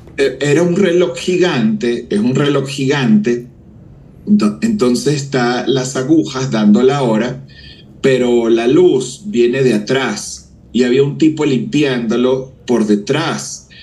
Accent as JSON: {"language": "Spanish", "country": "Venezuela", "tie": "born or raised there", "moved": "as an adult", "lives_now": "Mexico", "said": "mi país de nacimiento, Venezuela"}